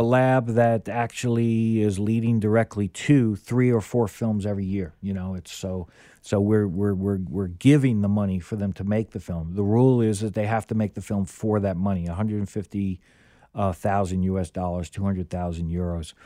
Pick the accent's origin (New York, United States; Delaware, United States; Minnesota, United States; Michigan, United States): New York, United States; as a New Yorker